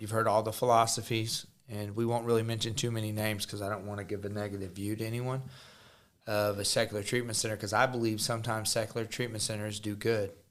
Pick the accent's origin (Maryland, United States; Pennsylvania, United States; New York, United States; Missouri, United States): Missouri, United States; Jefferson City; I'm from Jeff City, Missouri